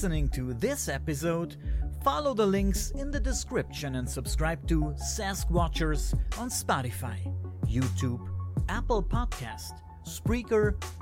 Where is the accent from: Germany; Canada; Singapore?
Germany; I am from Germany